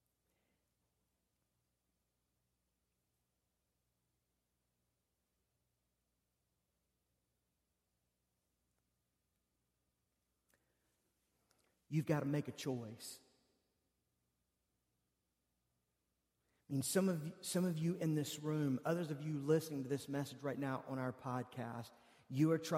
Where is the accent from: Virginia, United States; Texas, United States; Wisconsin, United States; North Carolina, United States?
North Carolina, United States; Charlotte; I grew up in the South. I grew up here in North Carolina, in West Charlotte.